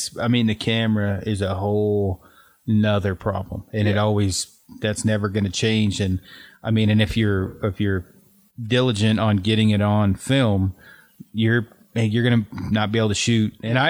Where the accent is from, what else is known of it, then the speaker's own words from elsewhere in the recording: Detroit, Oregon, United States; moved away; I'm from Detroit Lake originally, which is kind of right in the middle, not too far from Sisters.